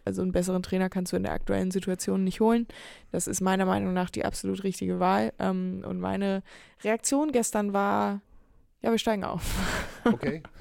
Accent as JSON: {"language": "German", "region": "Hamburg", "country": "Germany"}